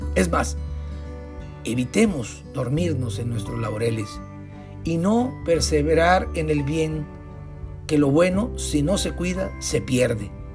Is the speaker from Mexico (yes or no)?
yes; northern Mexico, Mexico; en el norte de México, donde sufrimos sequía y cortes en el abastecimiento de agua potable